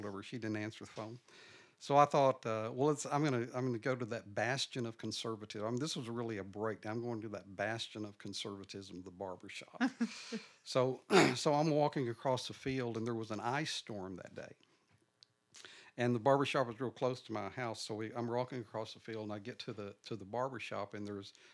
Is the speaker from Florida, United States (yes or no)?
no; Nocona, Texas, United States; now in Dallas, United States; I grew up in Nocona